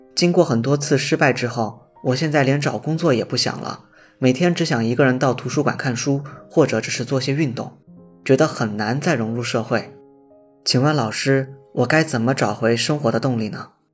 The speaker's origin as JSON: {"language": "Chinese", "country": "Malaysia", "said": "我来自马来西亚，性别男，今年二十八岁"}